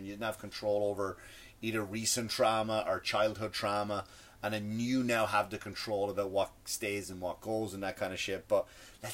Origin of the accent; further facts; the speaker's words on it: Ireland; accent: Irish; my Irish accent, like tree, we say tree